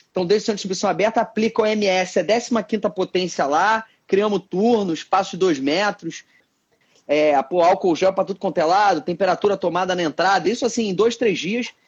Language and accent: Portuguese; Rio de Janeiro, Brazil; é, é um moleque nascido e criado aqui no Rio